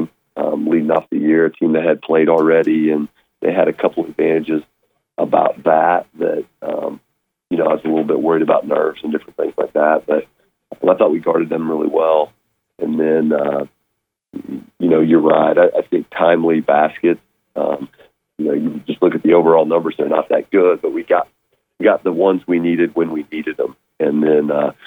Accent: Kansas, United States; moved away; my days growing up in Kansas

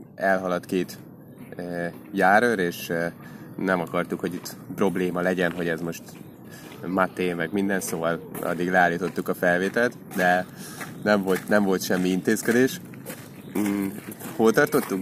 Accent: Hungary; magyarok vagyunk

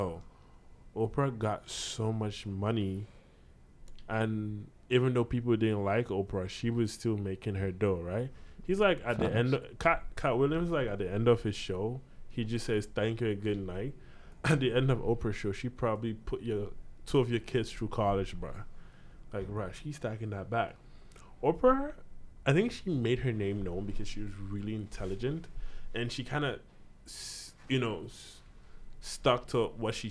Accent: Nigeria; now in Hamilton, Canada; growing up in Nigeria and coming here

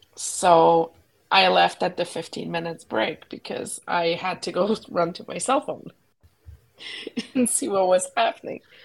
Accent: Quebec, Canada; moved away; growing up in Quebec

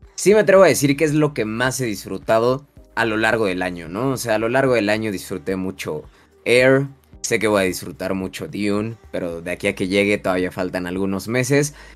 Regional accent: Mexico; nuestra cultura como mexicanos

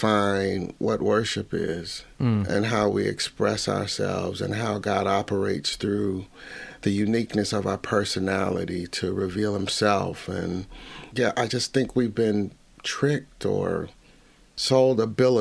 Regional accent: Cincinnati, Ohio, United States; I'm from the Midwest

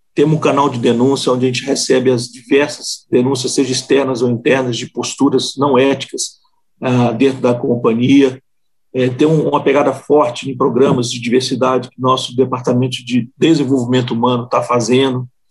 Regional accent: Minas Gerais, Brazil; mineiro, né? Nós somos aqui de Minas

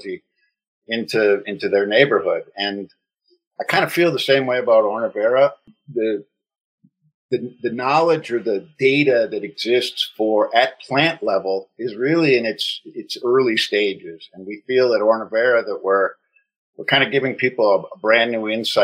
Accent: Wisconsin, United States; moved away as an adult; also born or lived in Tokyo / Sydney / Melbourne / Hanoi; now in Singapore; I was born in Wisconsin and lived there for about 20 years, and then packed a duffel bag and moved to Japan in 1985, and I've lived in Asia ever since

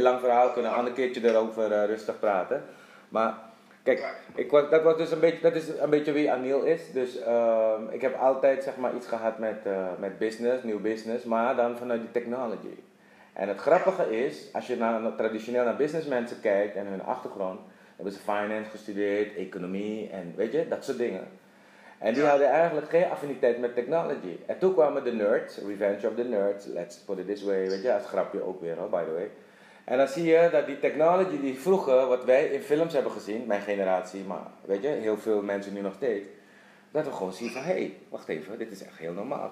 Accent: Suriname; moved away as an adult; also born or lived in Netherlands / Dublin, Ireland; now in Curaçao; ik ben geboren getogen in Suriname.

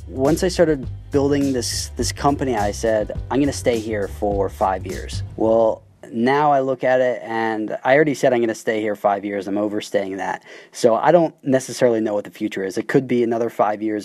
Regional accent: United States; moved away as an adult; now in Shenzhen, China; I'm an American

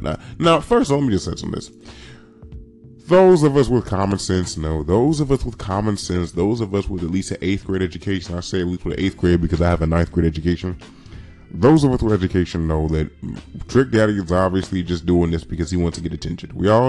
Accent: Miami, Florida, United States; I'm from Miami, and the whole shit with yachts, it was niggas who was riding yachts first, nigga.

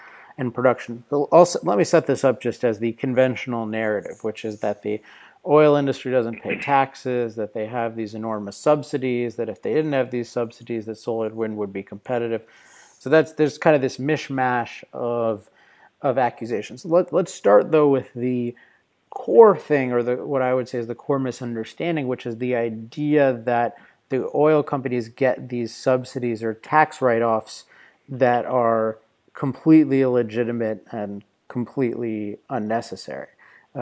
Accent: Southern California, United States; I'm from Southern California, which, as you probably know, has a lot of traffic issues.

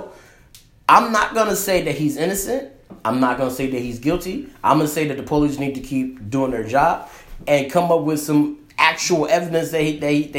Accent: Detroit, Michigan, United States; we grew up in Detroit

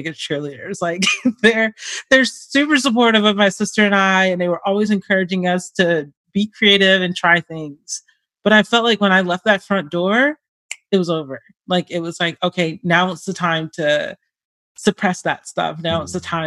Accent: Atlanta, Georgia, United States; moved away; also born or lived in Long Beach, California; we ended up moving to Georgia when I was very young

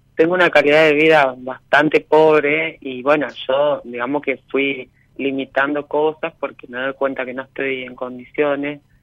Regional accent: Paraná, Entre Ríos, Argentina; Soy de Paraná.

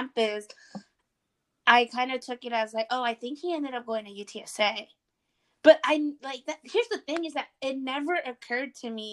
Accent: Austin, Texas, United States; I'm from Austin

